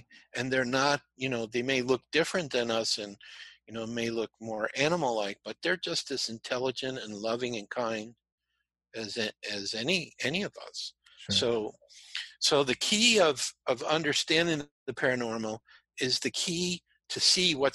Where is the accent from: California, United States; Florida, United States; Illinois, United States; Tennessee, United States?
Illinois, United States; Chicago; I'm from Chicago.